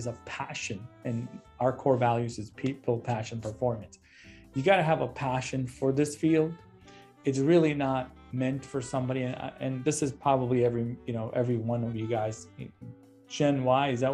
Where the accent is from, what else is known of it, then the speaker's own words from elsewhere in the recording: Chicago, Illinois, United States; I'm a Chicagoan